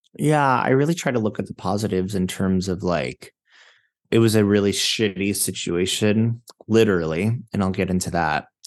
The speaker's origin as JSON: {"language": "English", "town": "Fort Lauderdale", "region": "Florida", "country": "United States", "also_born_or_lived": "Manhattan, New York", "moved": "yes", "lives_now": "New York, United States", "said": "I'm from Fort Lauderdale, Florida"}